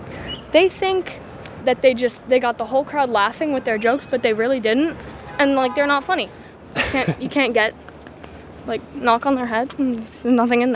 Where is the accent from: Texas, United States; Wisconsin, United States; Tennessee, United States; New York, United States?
New York, United States; Yeah, I want to live in New York for my whole life.